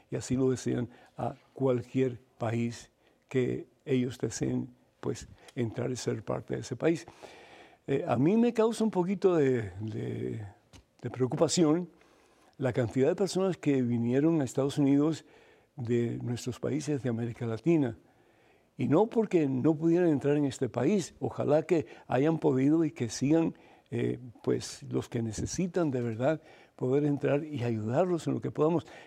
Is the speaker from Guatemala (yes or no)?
no; Cuba; moved away; Yo me acuerdo cuando vine de Cuba, yo no tenía ni un centavo